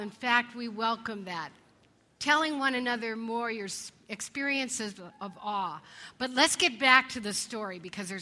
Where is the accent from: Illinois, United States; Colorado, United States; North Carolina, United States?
Colorado, United States; When I was a kid growing up in Colorado